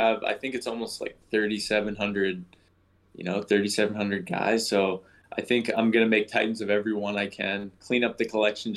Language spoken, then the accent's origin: English; Markham, Ontario, Canada; also born or lived in United States; I grew up in Markham, so it's just outside of Toronto